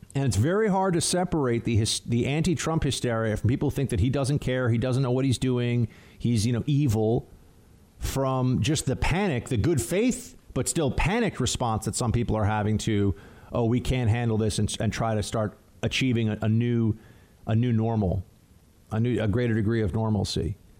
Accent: New York City, New York, United States; I'm in New York. New York is different. It's a very unique place that, in many ways, is absolutely fantastic, and I love it, and this is my hometown

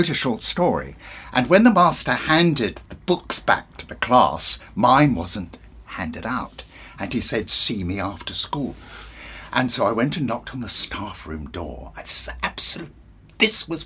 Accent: Bognor Regis, South East England, United Kingdom; moved away; also born or lived in Portsmouth; I was raised in Bognor Regis

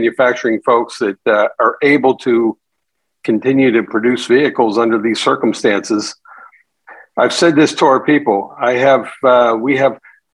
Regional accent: Western Pennsylvania, United States; growing up in Western PA

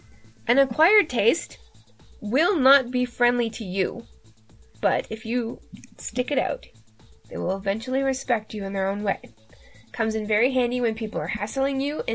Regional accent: Canada; I am Canadian after all.

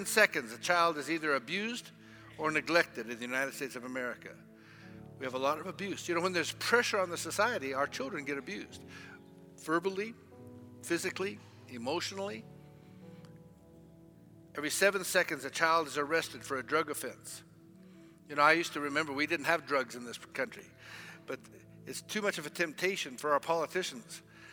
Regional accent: Zimbabwe

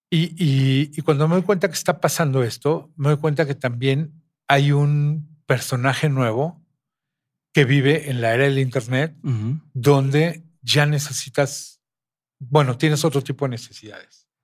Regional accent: Mexico; somos mexicanos.

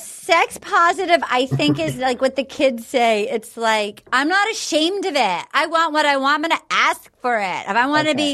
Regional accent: Little Compton, Rhode Island, United States; now in Los Angeles, United States; my hometown of oh. Little Compton, Rhode Island

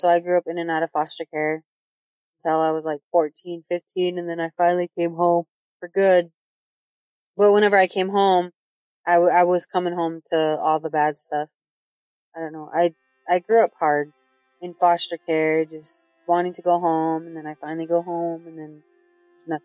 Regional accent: Sioux City, Iowa, United States; now in Santee, United States; I live in Santee on the reservation, but I grew up in Sioux City, Iowa

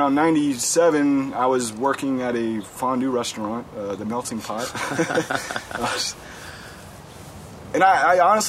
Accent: Cincinnati, Ohio, United States; now in Berkeley, United States; growing up in Cincinnati

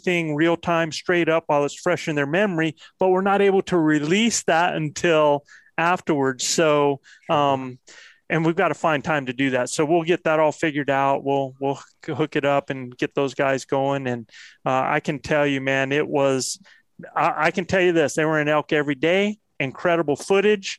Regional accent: Moyock, North Carolina, United States; where I was raised in Moyock

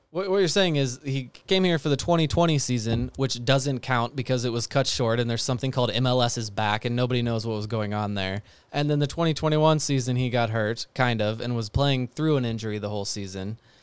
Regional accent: United States; I'm an American.

